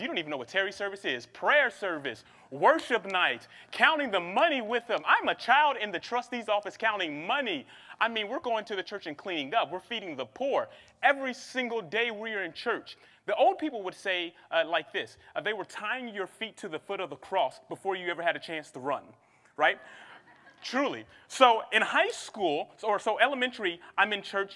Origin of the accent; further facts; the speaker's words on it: Cincinnati, Ohio, United States; also born or lived in Seattle, Washington; now in Los Angeles, United States; we came to Los Angeles from Seattle, Washington, but we originally hail um, from Cincinnati, Ohio